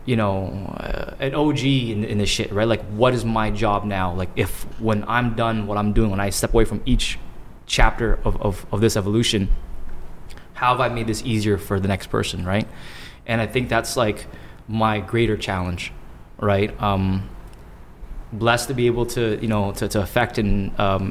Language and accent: English; Toronto, Ontario, Canada